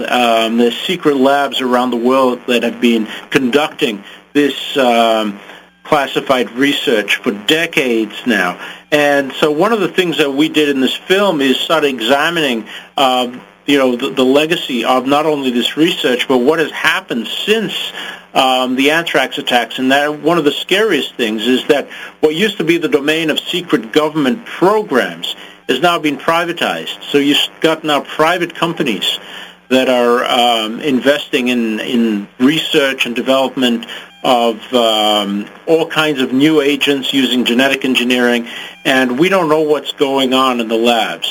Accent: Zimbabwe; I grew up in Africa, in Zimbabwe, and I came of age at the time of a bloody race war

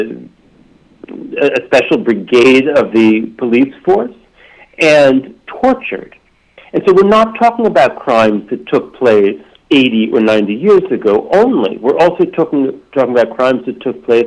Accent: United States; I'm from the United States, and really my education here

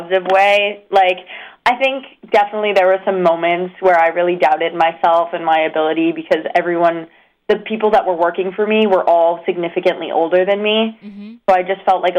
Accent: Asbury Park, New Jersey, United States; also born or lived in New York; growing up in Asbury Park and, like, living in New Jersey

